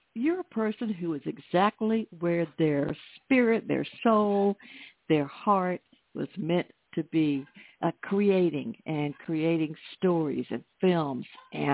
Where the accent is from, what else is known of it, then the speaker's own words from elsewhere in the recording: Atlanta, Georgia, United States; Atlanta, my hometown.